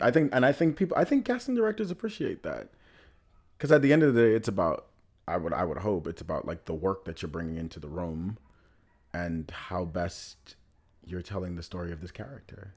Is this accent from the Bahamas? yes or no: yes; Nassau, Bahamas; moved away as an adult; now in New York, United States; I was born and raised in the Bahamas